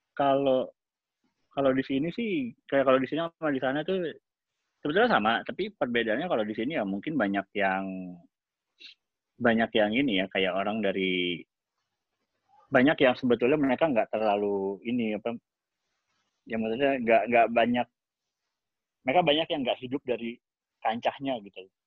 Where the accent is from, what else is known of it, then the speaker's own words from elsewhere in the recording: Indonesia; now in Los Angeles, United States; kita dari Indonesia